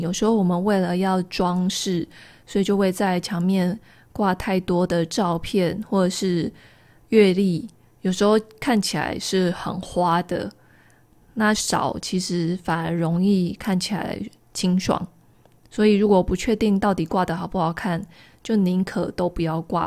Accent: rural Taichung, Taiwan; moved away; 我的老家是在台中乡下一个田中间的透天厝

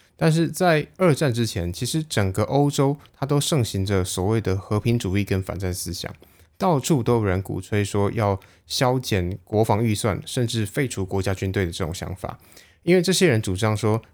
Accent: Taiwan; 我们台湾人

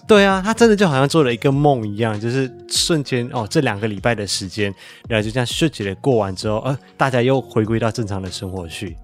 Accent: Malaysia; now in Taiwan; 我的老家马来西亚

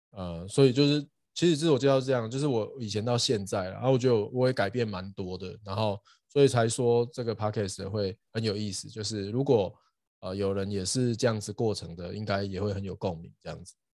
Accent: Douliu, Yunlin County, Taiwan; moved away as an adult; also born or lived in Hsinchu, Taiwan / United States; 我斗六长大了，然后在交大念书这样，然后后来有去美国，呃，念博士

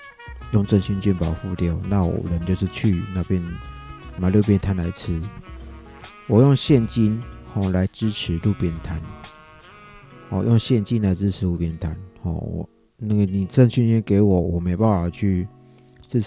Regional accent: Yilan County, Taiwan; 那我上集呢哈就有跟大家分享过，就是我现在人呢就是在宜兰老家。

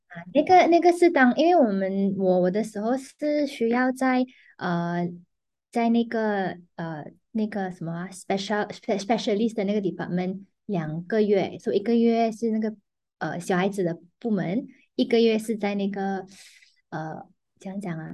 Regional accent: Penang, Malaysia; now in Petaling Jaya, Malaysia; 我是槟城人嘛，可是我现在currently在新加坡做工

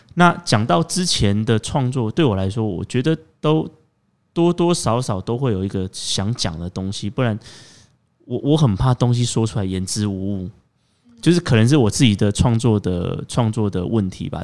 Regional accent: Taiwan; 尤其又跟我们台湾人民的生活这么契合

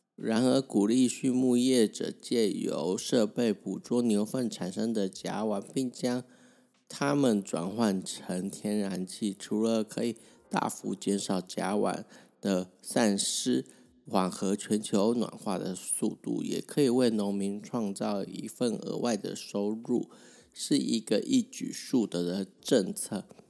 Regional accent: Taiwan; 大家台湾人

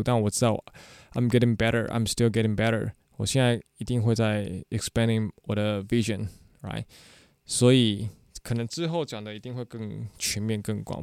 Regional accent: Tainan, Taiwan; moved away as an adult; also born or lived in Taipei; 可能我是台南来的一个土包子。

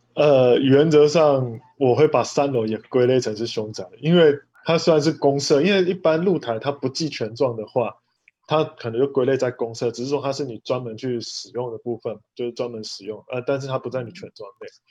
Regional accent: Taichung, Taiwan; 我是台中的

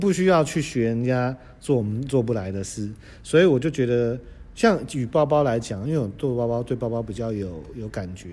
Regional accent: Taiwan; moved away; also born or lived in New York; 我们台湾人

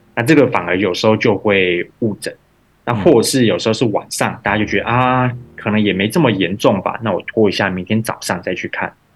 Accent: Taiwan; moved away as an adult; also born or lived in United States; now in Vietnam; 在二零二一年之前，其实我并没有回台湾

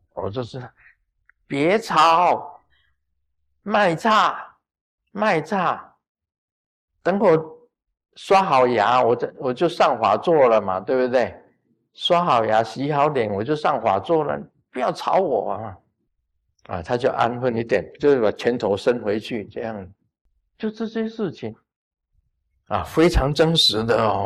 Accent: Taiwan; 我们台湾话叫做五天暗地

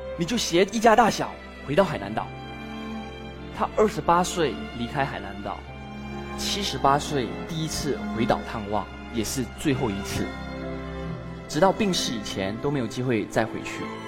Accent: Malaysia; 我也是马来西亚华人，第三代的华人。一九四一年，我的祖父二十八岁，为了躲避战乱，他听从曾祖父的意见，离开海南岛，来到马来西亚生活

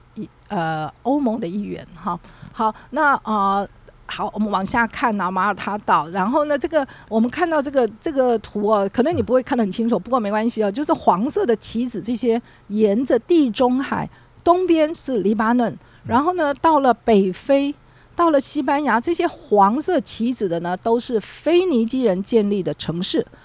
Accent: Taiwan; 我们台湾人最了解

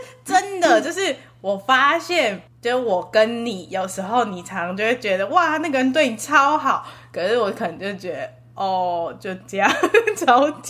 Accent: Taipei, Taiwan; now in Oregon, United States; 我台北人啦

